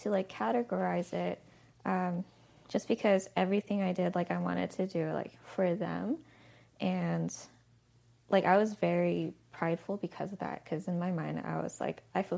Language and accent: English; Diamond Bar, California, United States; I grew up in California, Diamond Bar, typical Asian family